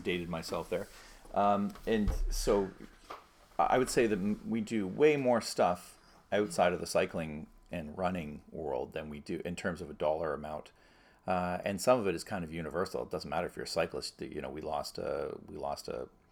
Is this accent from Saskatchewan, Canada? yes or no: no; Toronto, Ontario, Canada; I grew up in North Toronto